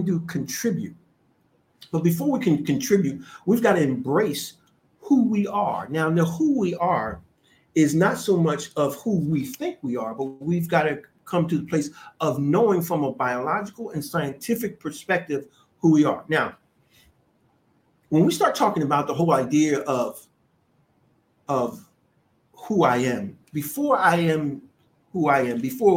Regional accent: United States; I'm an American, but my family origin comes from Africa.

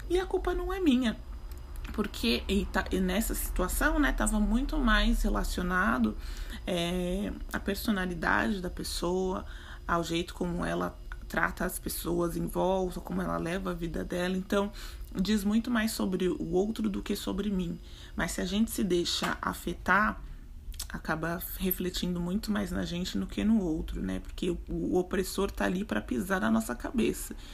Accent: São Paulo, Brazil; Para quem não sabe, sou de São Paulo.

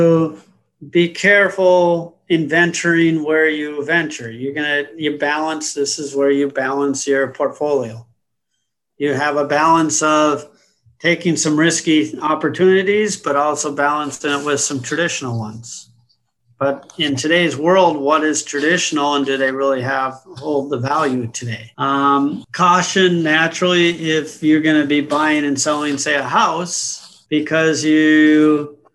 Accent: United States; also born or lived in London; I was born and raised in the U.S.

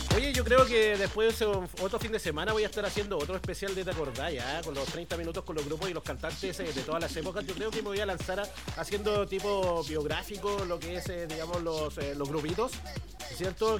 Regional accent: Chile; como buen chileno

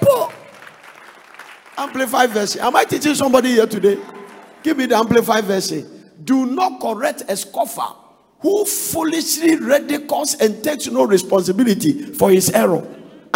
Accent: Ghana; We came from Ghana

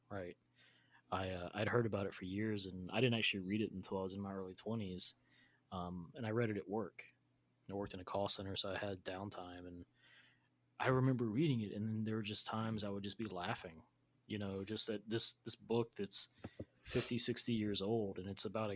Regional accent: North Carolina, United States; I'm from North Carolina, so barbecue is very serious to me

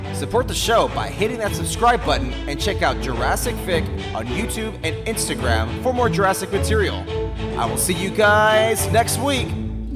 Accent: Houston, Texas, United States; I'm from Houston

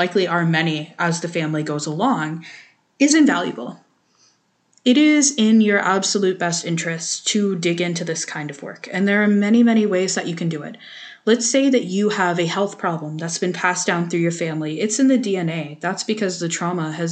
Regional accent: Canada; I'm French Canadian and most of my family is French Canadian

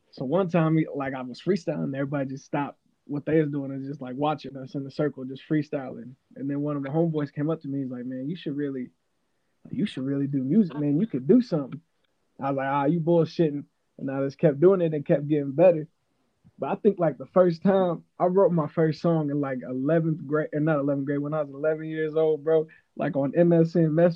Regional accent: Burlington, Iowa, United States; I'm from the Midwest. Burlington, Iowa, a little small town

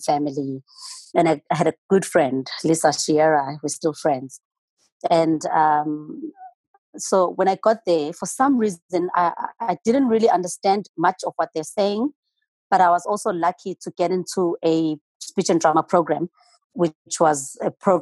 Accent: Durban, KwaZulu-Natal, South Africa; I'm from Durban. I grew up in a township called Clement in a two-bedroom home with my parents and my sisters.

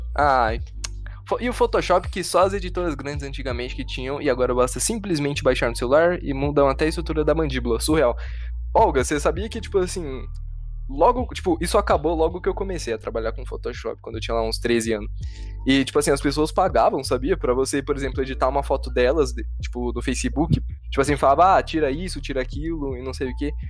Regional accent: São José do Rio Preto, São Paulo, Brazil; a gente é de São José do Rio Preto, São Paulo.

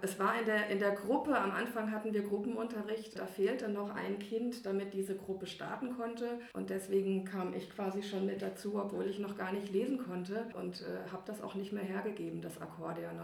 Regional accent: near Giessen, Hesse, Germany; now in Riedstadt, Germany; in der Nähe von Gießen, also auch in, in Hessen

